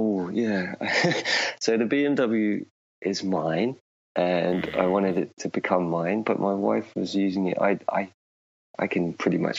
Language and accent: English; Higham Ferrers, East Midlands, United Kingdom; moved away as an adult; also born or lived in Oxford, England; now in Finland; my hometown called Higham Ferris, which is in Northamptonshire